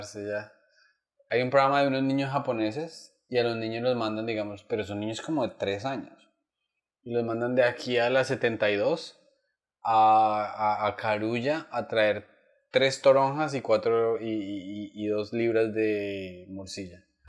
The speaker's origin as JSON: {"language": "Spanish", "region": "Bogotá", "country": "Colombia", "tie": "born or raised there", "also_born_or_lived": "Chitagá / Duitama", "said": "yo estudié, o sea, tú, vives en Bogotá, estudias en un colegio del norte"}